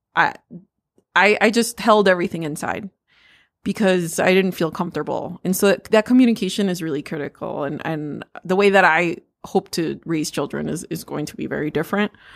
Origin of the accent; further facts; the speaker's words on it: United States; I'm Mexican American. Um, I am the daughter of immigrants.